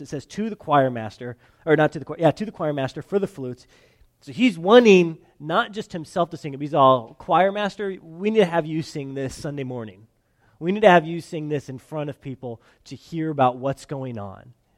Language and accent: English; California, United States; moved away as an adult; I'm from California